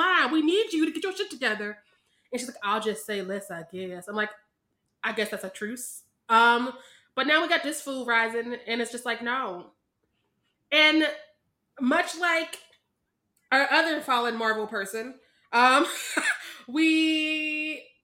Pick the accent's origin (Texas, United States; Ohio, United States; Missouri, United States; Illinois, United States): Missouri, United States; I'm from Missouri